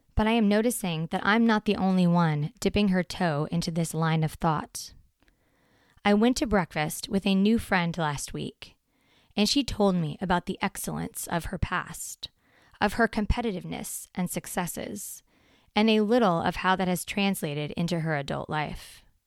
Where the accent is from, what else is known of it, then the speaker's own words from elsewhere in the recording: Portland, Oregon, United States; Since fourth grade, when we moved to Portland from Southern Oregon